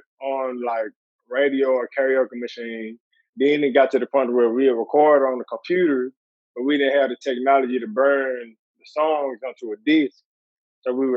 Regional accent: Columbus, Ohio, United States; moved away as an adult; also born or lived in Louisville; I probably moved to Columbus when I was like 7. And I stayed there until basically till I was like 20-something.

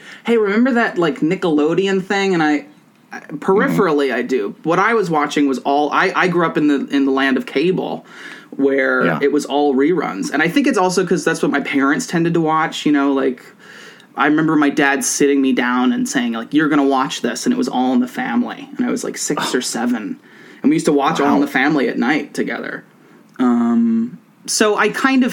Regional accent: Philadelphia, Pennsylvania, United States; also born or lived in Scranton, Pennsylvania; I grew up in Philadelphia, in Northeast Philadelphia, which is like 30 minutes from the downtown.

